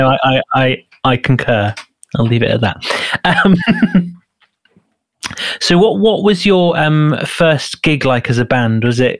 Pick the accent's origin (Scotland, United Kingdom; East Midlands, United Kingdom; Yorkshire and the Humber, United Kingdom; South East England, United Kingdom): Yorkshire and the Humber, United Kingdom; Leeds; now in London, United Kingdom; I mean, I'm originally from Leeds, so I have strong...